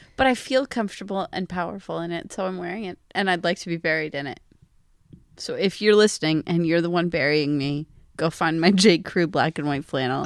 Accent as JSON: {"language": "English", "region": "Pennsylvania", "country": "United States", "said": "I'm from Pennsylvania"}